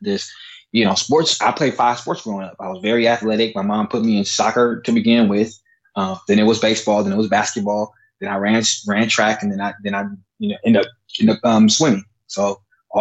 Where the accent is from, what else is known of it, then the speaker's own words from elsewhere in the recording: Oakland, California, United States; now in Sacramento, United States; I grew up in Oakland, California